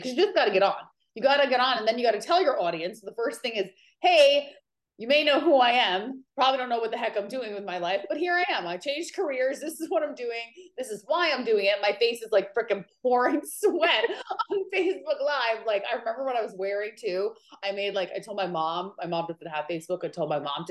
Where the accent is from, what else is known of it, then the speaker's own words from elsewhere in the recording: New York, United States; moved away as an adult; also born or lived in California; now in Maui, United States; I am originally from New York, and now I live in Maui, Hawaii